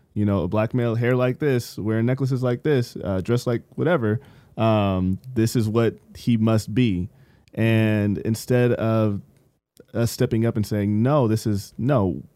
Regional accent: San Bernardino, California, United States; when I was growing up in San Bernardino

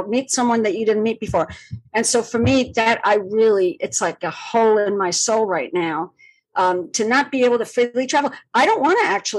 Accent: Malaga, Andalusia, Spain; also born or lived in Madrid, Spain; now in New York City, United States; My hometown in the south of Spain, Malaga, which is where I grew up

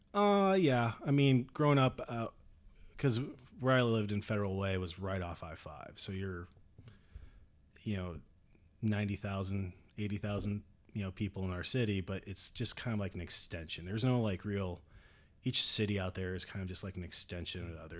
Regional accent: right outside Seattle, Washington, United States; moved away as an adult; I grew up out in Washington

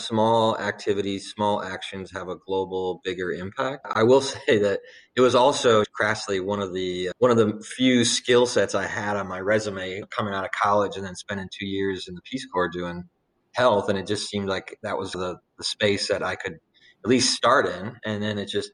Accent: Chesterton, Indiana, United States; moved away as an adult; also born or lived in Uganda; now in Indianapolis, United States; I'm actually from Northwest Indiana, a town called Chesterton

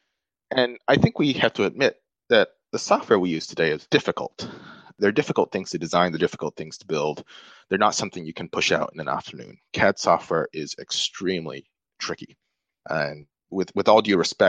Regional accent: Malaysia; I grew up in Malaysia

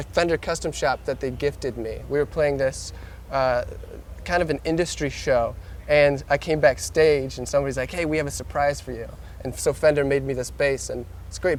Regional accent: near Detroit, Michigan, United States; we grew up near Detroit

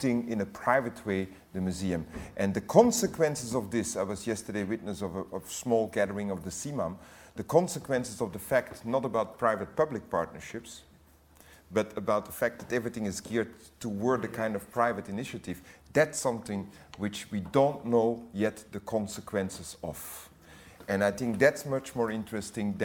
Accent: Tervuren, Flanders, Belgium; also born or lived in Great Britain; now in United Kingdom; I'm Belgian and I come from Tervuren.

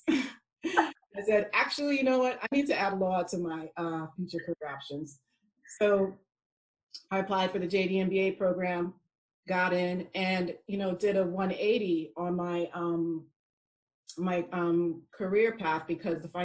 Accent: United States; accent: American; moved away as an adult; now in United Kingdom; I'm from America, if you could not tell by my accent.

